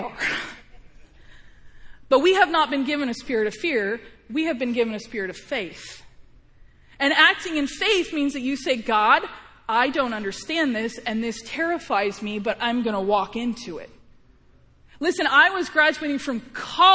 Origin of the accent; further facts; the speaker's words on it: Missouri, United States; I was born in Missouri, not Illinois